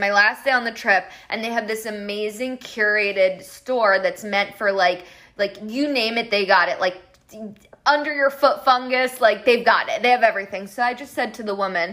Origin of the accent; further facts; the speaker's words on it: Colombia; soy de Colombia